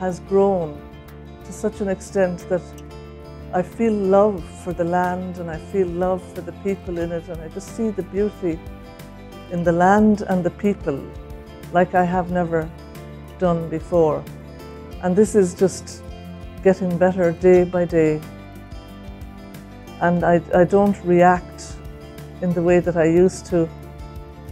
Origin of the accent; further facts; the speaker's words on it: Ireland; I'm from Ireland.